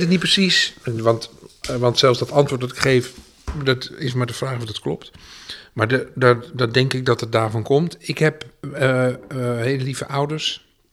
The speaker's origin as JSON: {"language": "Dutch", "town": "Edam", "region": "North Holland", "country": "Netherlands", "also_born_or_lived": "Utrecht", "moved": "yes", "lives_now": "The Hague, Netherlands", "said": "ik kom natuurlijk oorspronkelijk uit Edam"}